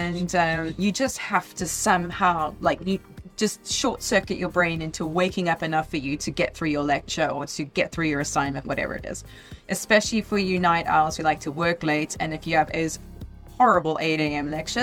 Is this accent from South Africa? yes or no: yes; South Africa; I'm from South Africa